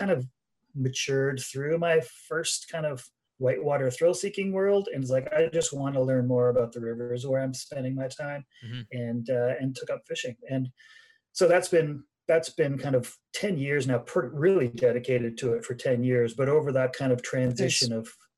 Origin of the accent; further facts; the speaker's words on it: Pembroke, Ontario, Canada; moved away as an adult; also born or lived in Smithers, British Columbia; I am in my town I grew up in. So I'm in Pembroke, Ontario is where my farm was.